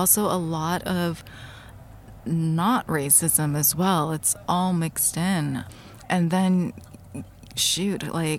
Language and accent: English; Japan; And the owners were like, where are you from? And I was like, well, I'm Japanese.